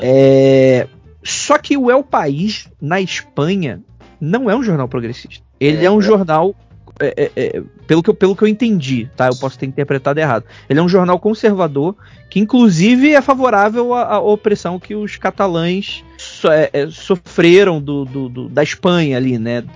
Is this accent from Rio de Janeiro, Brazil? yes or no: yes; Rio de Janeiro, Brazil; eu sou carioca